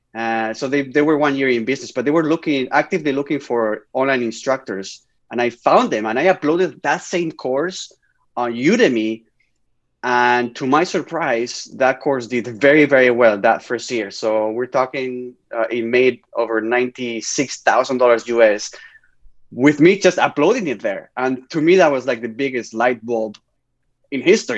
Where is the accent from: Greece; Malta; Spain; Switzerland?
Spain; English is a second language; moved away as an adult; now in Canada; growing up in Spain